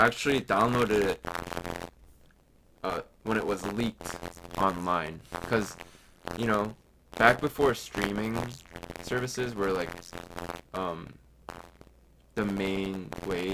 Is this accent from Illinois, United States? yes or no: yes; suburbs of Chicago, Illinois, United States; also born or lived in South Korea; I was in the suburbs of Chicago